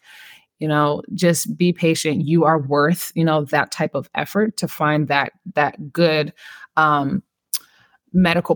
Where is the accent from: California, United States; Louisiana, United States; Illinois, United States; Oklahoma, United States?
California, United States; When I grew up in California